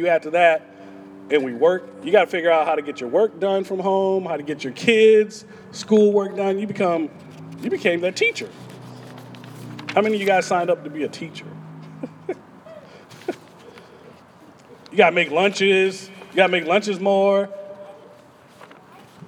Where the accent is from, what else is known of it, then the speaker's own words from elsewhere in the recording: Texas, United States; I'm from Texas. I mean, we Texans